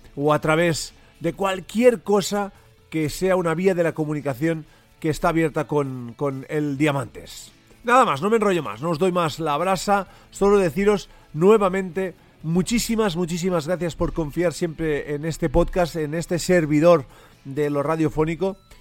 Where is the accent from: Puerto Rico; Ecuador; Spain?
Spain; Catalonia; accent: Catalan; mi acento catalán eh, me, traiciona más de, más de una vez